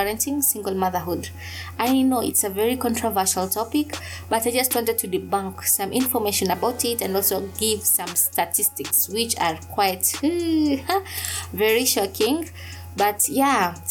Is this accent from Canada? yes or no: no; coastal Kenya, Kenya; I come from Kenya, and in the coastal regions of Kenya to be precise, I was raised in this ideology called Ujamaa